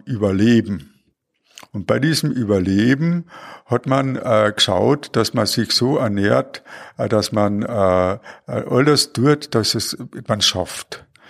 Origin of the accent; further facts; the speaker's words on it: Klagenfurt, Carinthia, Austria; bin ich in Klagenfurt aufgewachsen.